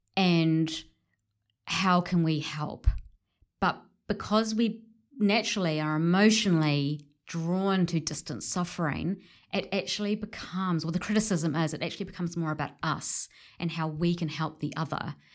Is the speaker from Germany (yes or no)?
no; New Zealand; my positionality as a Pakeha, you know, um, a middle-class Pakeha, New Zealander